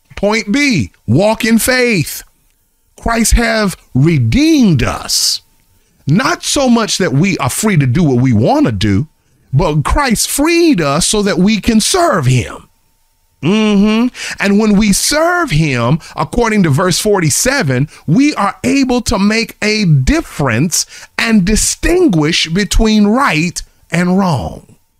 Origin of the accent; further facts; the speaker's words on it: Charlotte, North Carolina, United States; moved away; my hometown, I am coming to Charlotte this week